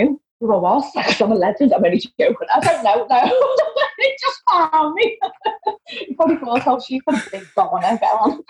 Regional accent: Liverpool, North West England, United Kingdom; accent: Scouse; I'm from Liverpool.

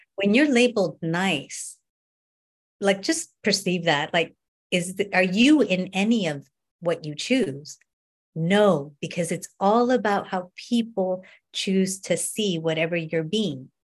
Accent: Northern California, United States; I grew up in North or North, North California

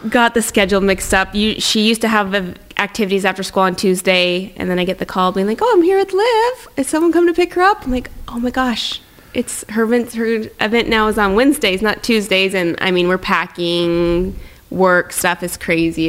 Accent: Tri-Cities, Washington, United States; moved away as an adult; now in Montreal, Canada; I'm from Tri Cities. There's the Tri City Americans there

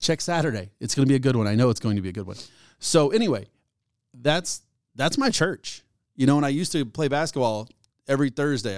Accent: United States; I'm an American

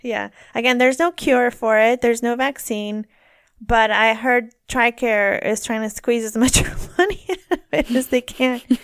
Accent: near Woodland, California, United States; Woodland, which is, like, near my hometown.

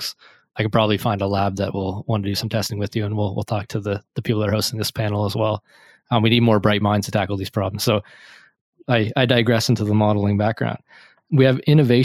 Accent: Canada; I'm Canadian

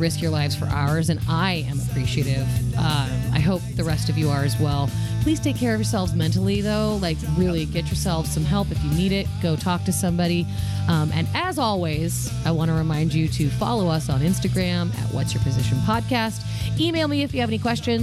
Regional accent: Seattle, Washington, United States; I'm from Seattle

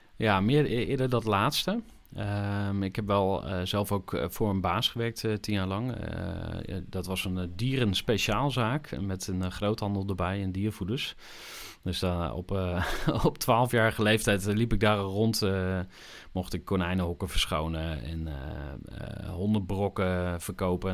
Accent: Zwolle, Overijssel, Netherlands; moved away as an adult; also born or lived in Enschede, Netherlands / Utrecht, Netherlands; Ik ben in 1983 geboren in Enschede. Zoals jullie al even verklapten, kom ik uit Twente van oorsprong. Opgegroeid in eh, Zwolle

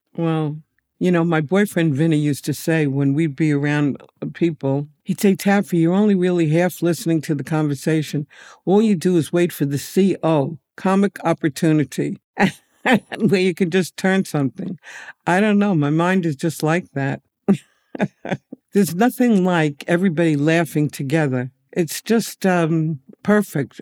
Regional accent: New York City, New York, United States; I'm a native New Yorker, and I lived near, grew up near the Yankee Stadium

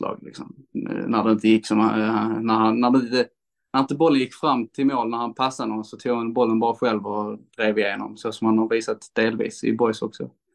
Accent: Landskrona, Skåne, Sweden; jag är uppvuxen i Landskrona och eh, bott mesta delen av mitt liv i Landskrona.

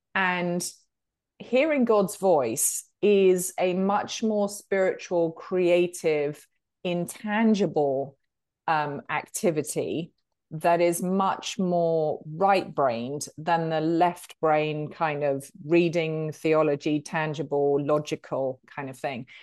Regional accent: United Kingdom; accent: British; moved away as an adult; now in Charlotte, United States; as you can tell from the accent, um, I'm a Brit

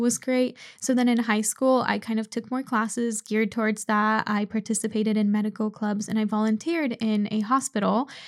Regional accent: Seattle, Washington, United States; I was born in Seattle, but my parents both immigrated from Poland

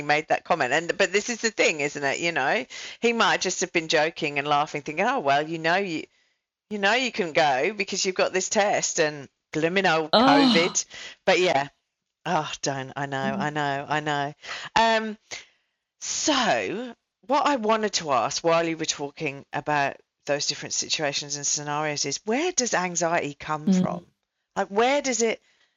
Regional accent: England, United Kingdom; now in Australia; I'm an English person in Australia

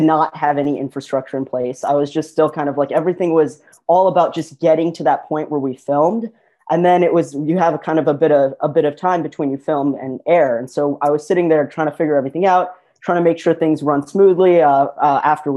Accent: Midwest, United States; I'm from the Midwest, we're

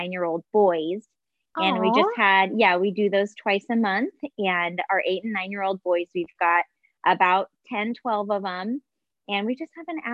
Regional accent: Orange County, California, United States; also born or lived in Mesa, Arizona; was born in Arizona, in Mesa, Arizona, but grew up primarily in Orange County, California, where I lived from the time I was 11 until I went away to college.

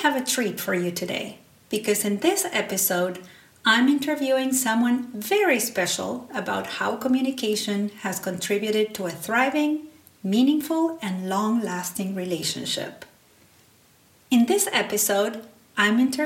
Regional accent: Salta, Argentina; first language Spanish; English is a second language; moved away as an adult; now in United States; I grew up in the north of Argentina in a small city called Salta.

